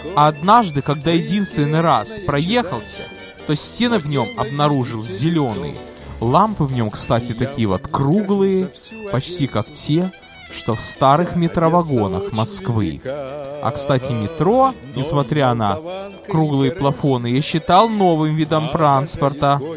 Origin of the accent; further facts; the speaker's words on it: Odesa, Odesa Oblast, Ukraine; родился и вырос в Одессе на Молдаванке